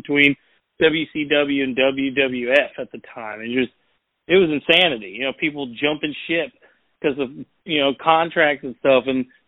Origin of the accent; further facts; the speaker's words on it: Louisville, Kentucky, United States; moved away as an adult; also born or lived in Los Angeles; I'm from Louisville